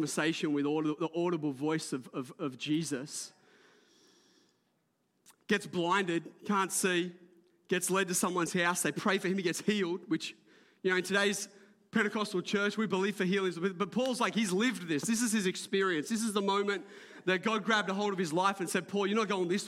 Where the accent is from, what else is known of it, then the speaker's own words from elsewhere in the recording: Port Macquarie, New South Wales, Australia; I grew up in Port Macquarie before it was built up